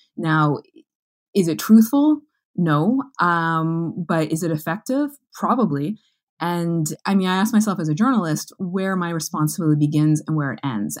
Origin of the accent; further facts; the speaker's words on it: Manitoba, Canada; as a Canadian, as a Manitoban, as a journalist